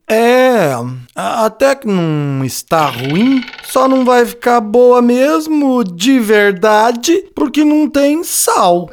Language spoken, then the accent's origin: Portuguese; Minas Gerais, Brazil; Fica no mesmo estado da minha terra natal.